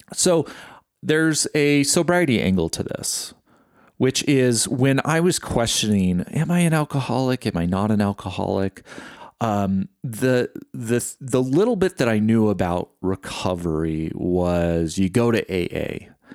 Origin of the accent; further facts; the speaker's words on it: California, United States; Growing up in California, there wasn't really a predominant religion in my life